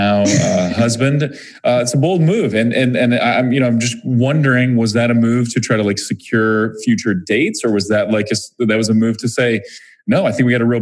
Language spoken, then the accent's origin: English; Missouri, United States; we're both from Missouri